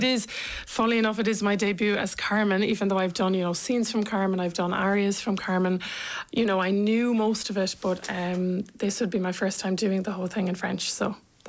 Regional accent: Cork, Munster, Ireland; so the two Cork, Corkonians together.

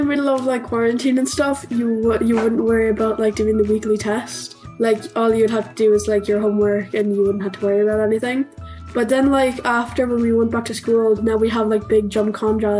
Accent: Ballygarvan, Munster, Ireland; I'm 12 years old and I'm from Ballygarvan.

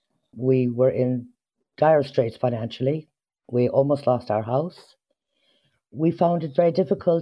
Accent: United States; now in Ireland; I suppose because I was brought up in America, I find that different. I'm a bit more outspoken.

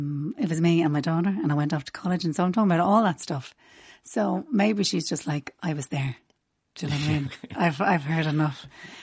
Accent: Rathfarnham, Leinster, Ireland; I'm from Rathfarnham.

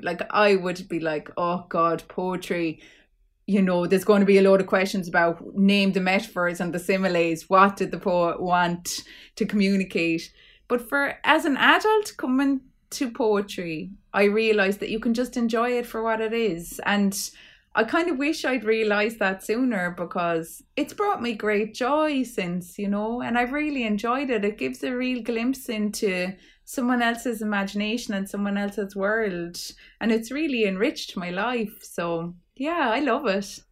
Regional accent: Clare, Munster, Ireland; I'm from Clare

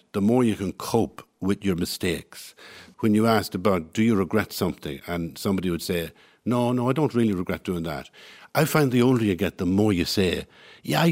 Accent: Cavan, Ulster, Ireland; I was born in Farnham Road in Cavan

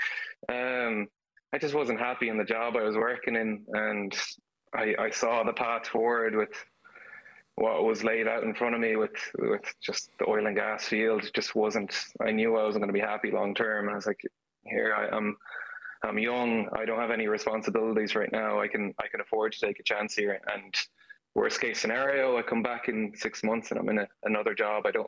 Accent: Galway, Connacht, Ireland; moved away as an adult; now in Texas, United States; I'm from Galway, Renmore specifically

